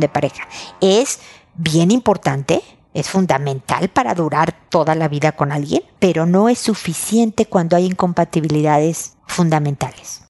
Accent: Mexico; now in Chile; soy mexicana

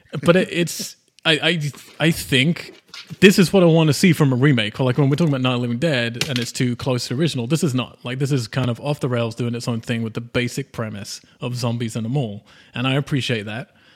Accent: United Kingdom; I'm British

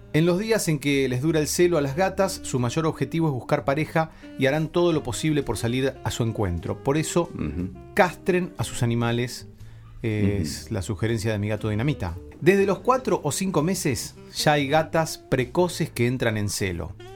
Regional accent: Necochea, Buenos Aires Province, Argentina; soy de Necochea, entonces en Necochea todos mis toda la gente que yo escuchaba en radio eran los que se escuchaban en AM

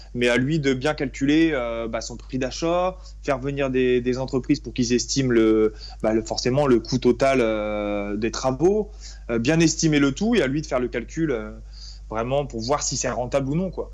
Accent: Reims, Grand Est, France; moved away as an adult; now in Paimpol, France; je suis originaire de la Champagne-Ardenne, donc euh, plus précisément de Reims

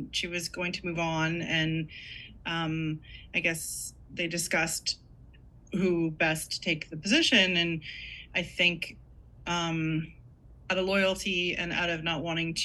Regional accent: Canada; also born or lived in Toronto; I'm Canadian

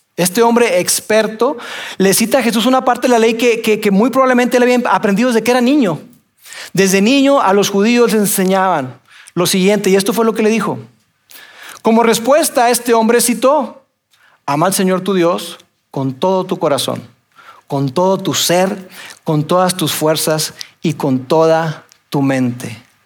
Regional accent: Mexico; nosotros somos mexicanos

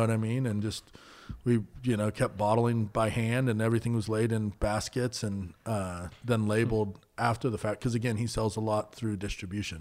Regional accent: Napa, California, United States; I grew up out in Coombsville and Napa

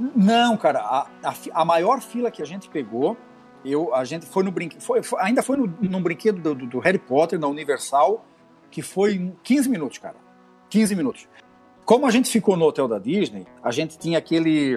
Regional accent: Camboriú, Santa Catarina, Brazil; sou lá de Camboriú, tô aqui infiltrado

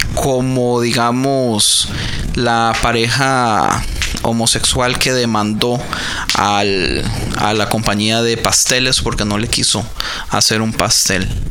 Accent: Costa Rica; now in United States; decimos en Costa Rica

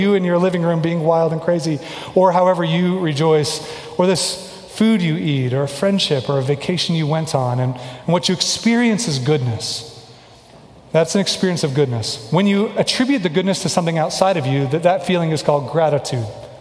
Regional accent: Kansas City, Missouri, United States; moved away; I'm from Kansas City

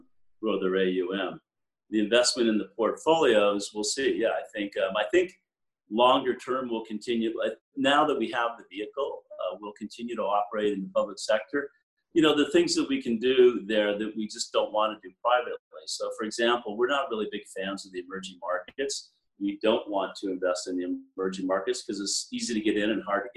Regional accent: United States; also born or lived in Europe; I'm an American, but I work at a firm full of Canadians

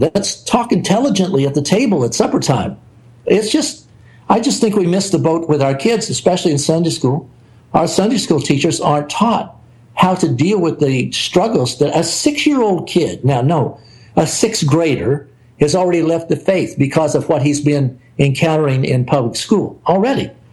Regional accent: the South, United States; I'm an American. I grew up in the South.

